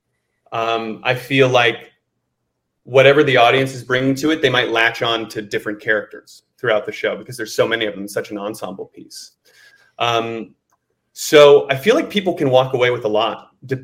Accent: Indiana, United States; I'm from the Midwest as well. I'm from Indiana

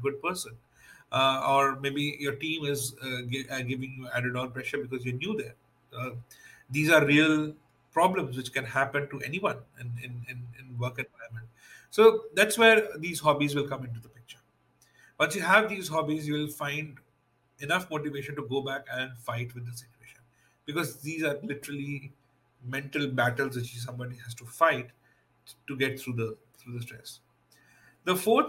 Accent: India; being Indian and being spiritual is something which go hand in hand. And that's the upbringing I had as well as when I was a kid

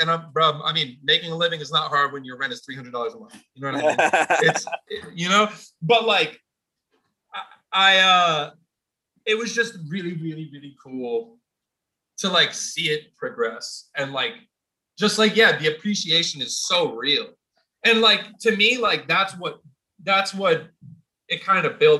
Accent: Poughkeepsie, New York, United States; I was growing up in Poughkeepsie

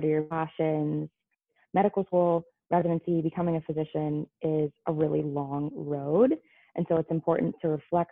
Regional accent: California, United States; moved away; I am from California

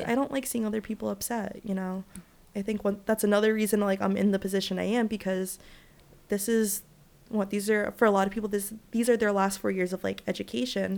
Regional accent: Providence, Rhode Island, United States; also born or lived in Dominican Republic; I grew up in Providence, Rhode Island, but I'm Dominican and Puerto Rican

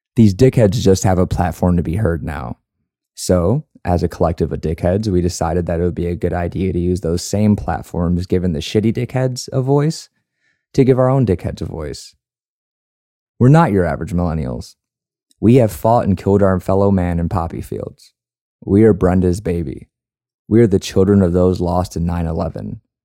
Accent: Chicago, Illinois, United States; moved away as an adult; now in San Antonio, United States; I grew up in Chicago

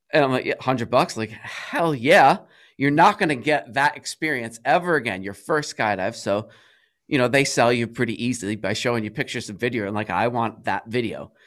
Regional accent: Cranston, Rhode Island, United States; I'm from Cranston, Rhode Island.

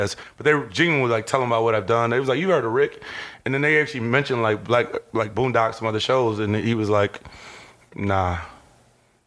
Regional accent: North Randall, Ohio, United States; I grew up at Randall Park Mall.

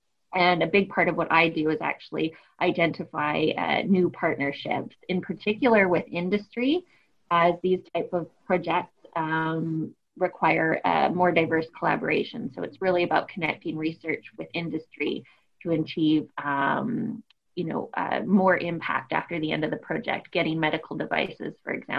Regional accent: Canada; moved away as an adult; also born or lived in Rovaniemi, Finland; now in United Kingdom; you can hear from my accent, I'm not originally from the UK. I'm Canadian.

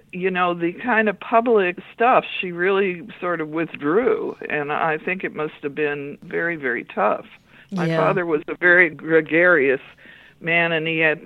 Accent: Los Angeles, California, United States; moved away as an adult; now in Whidbey Island, United States; I was born in California and lived there except for a couple of years, most of my life.

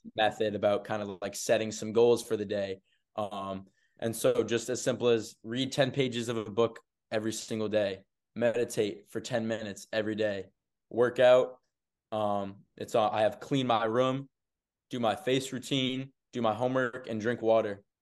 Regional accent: Arlington, Massachusetts, United States; also born or lived in Burlington, Vermont; I'm an Arlington native

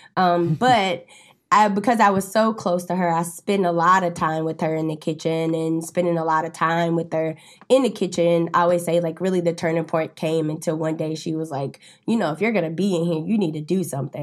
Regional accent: Winston-Salem, North Carolina, United States; now in Charlotte, United States; I'm originally from Winston-Salem, North Carolina

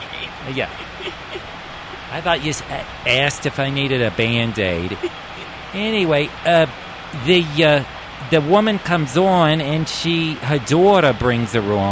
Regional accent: New York, United States; So, what I wanted to tell you about was I am from New York.

